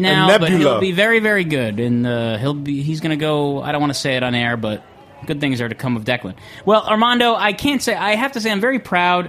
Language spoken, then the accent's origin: English; New York, United States; you can tell we're from New York. There's a certain like, pushiness in our voice.